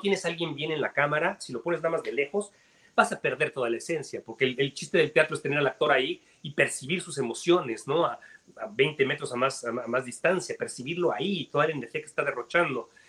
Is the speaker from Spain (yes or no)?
no; Mexico; now in Miami, United States; soy mexicano